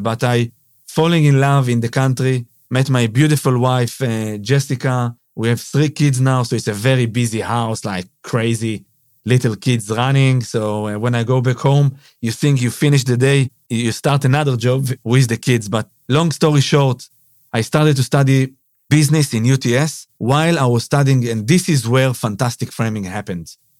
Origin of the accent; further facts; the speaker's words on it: Israel; moved away as an adult; now in Sydney, Australia; I'm from Israel, yeah. Born and raised in Israel.